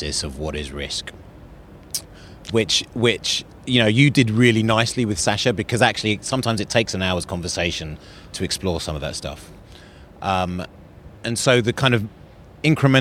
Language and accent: English; London, United Kingdom; also born or lived in Zambia / Northern Ireland; I was born in Zambia, and then we moved to Northern Ireland when I was 6, and we travelled around a lot, and I ended up in London when I was about 8